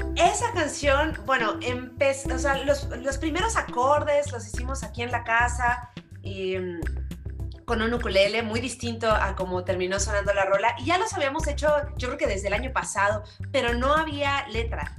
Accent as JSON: {"language": "Spanish", "country": "Mexico", "said": "aquí en México"}